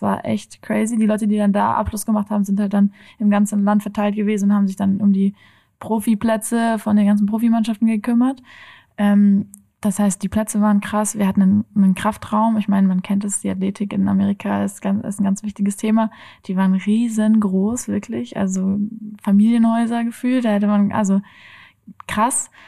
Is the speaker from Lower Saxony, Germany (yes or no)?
no; Oppenheim, Rhineland-Palatinate, Germany; also born or lived in Kiel; now in Frankfurt, Germany; Ich bin in Oppenheim aufgewachsen